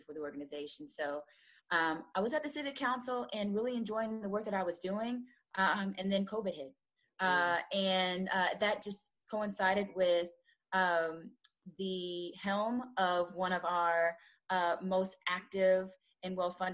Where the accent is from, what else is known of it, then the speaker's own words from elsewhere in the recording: Kansas City, Missouri, United States; I am from Kansas City